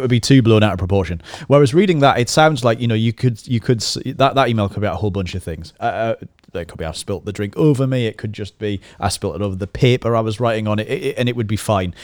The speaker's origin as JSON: {"language": "English", "area": "the Northeast", "region": "North East England", "country": "United Kingdom", "said": "we're from the Northeast"}